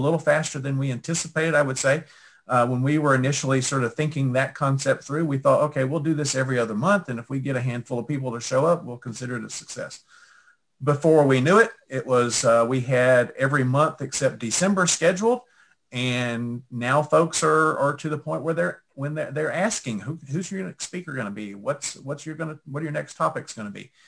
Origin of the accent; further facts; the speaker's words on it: Houston, Texas, United States; moved away as an adult; also born or lived in Knoxville, Tennessee / Auburn, Alabama; now in Chattanooga, United States; I'm originally from Texas. I grew up in the Houston area